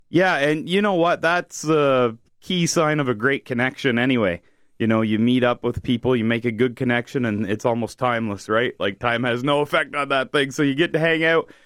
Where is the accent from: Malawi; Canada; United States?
Canada; New Brunswick; I'm from New Brunswick